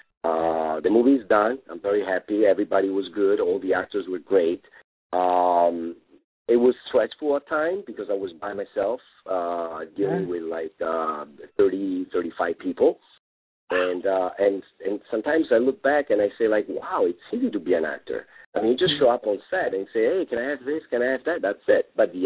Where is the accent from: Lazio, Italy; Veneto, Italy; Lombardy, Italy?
Lazio, Italy; Rome; English is a second language; moved away as an adult; now in Los Angeles, United States; in Rome, in my hometown